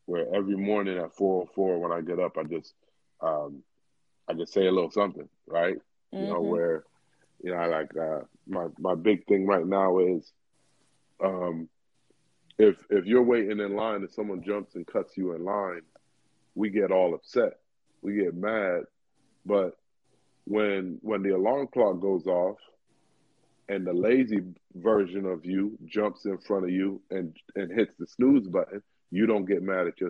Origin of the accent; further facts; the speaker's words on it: Miami, Florida, United States; all of us Miamis